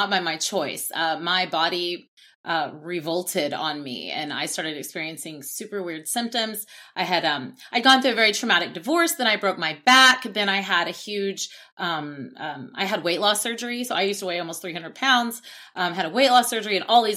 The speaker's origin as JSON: {"language": "English", "town": "Oklahoma City", "region": "Oklahoma", "country": "United States", "said": "I'm from Oklahoma City, Oklahoma."}